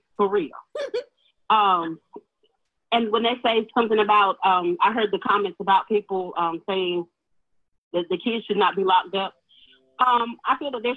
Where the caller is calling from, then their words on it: Raleigh, North Carolina, United States; I am calling from Raleigh.